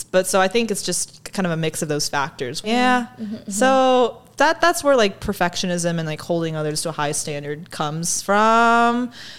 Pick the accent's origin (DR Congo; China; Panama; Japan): China; Shanghai; Yeah, and I also grew up in very big cities. I grew up in Shanghai. Most of my adolescent years, it's a very big metropolis.